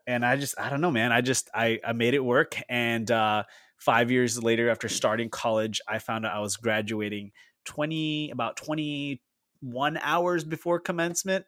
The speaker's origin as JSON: {"language": "English", "country": "Philippines", "tie": "born or raised there", "moved": "as an adult", "lives_now": "United States", "said": "I grew up in the Philippines"}